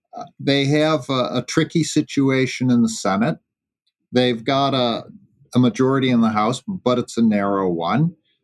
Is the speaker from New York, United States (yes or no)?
yes; New York, United States; my home state, New York